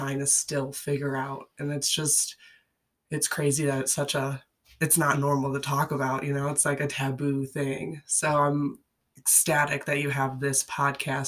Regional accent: Chicago, Illinois, United States; I grew up in the Midwest, similar to Joel. I'm from like the Chicagoland area

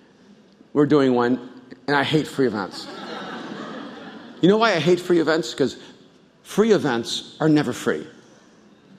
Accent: El Salvador; moved away

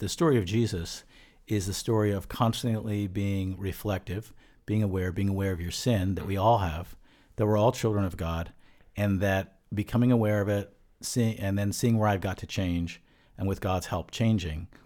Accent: Bucks County, suburban Philadelphia, Pennsylvania, United States; I grew up in suburban Philadelphia

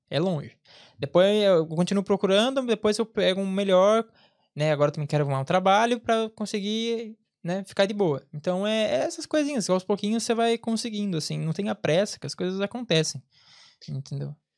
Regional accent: interior of São Paulo, Brazil; moved away as an adult; also born or lived in Angola; now in Ireland; eu venho do interior de São Paulo

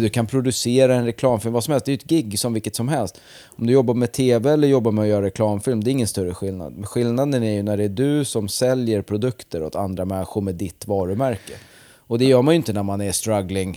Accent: Vingåker, Södermanland, Sweden; moved away; Det var väl typ från mellanstadiet fram till jag flyttade från Vingåker

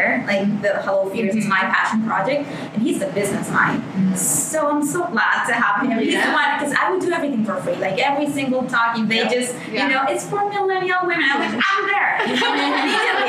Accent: Venezuela; moved away as an adult; now in New York, United States; I'm from Venezuela originally.

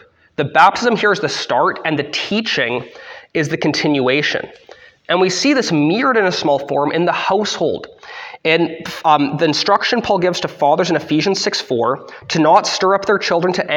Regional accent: Canada; I'm under the Queen's rule as a Canadian

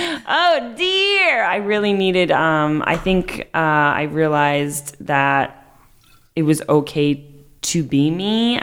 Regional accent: New York, United States; I'm from New York. … I'm single.

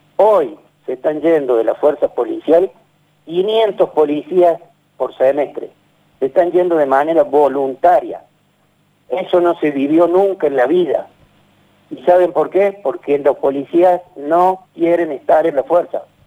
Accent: Villa Corina, Buenos Aires, Argentina; Yo fui nacido y criado en Villa, Corina

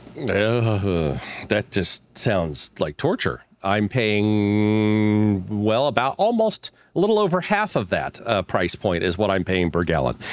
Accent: Ozark Mountains, Missouri, United States; I grew up in Missouri, right? So I, I actually grew up in the Ozark Mountains

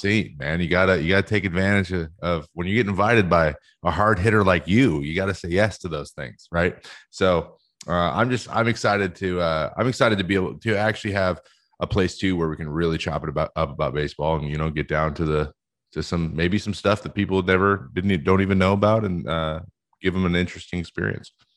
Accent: West Coast, United States; I'm from the West Coast

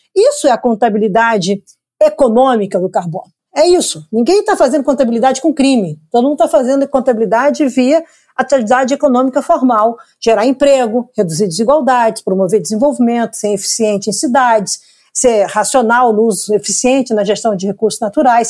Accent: Brazil; eu, individualmente, como brasileira

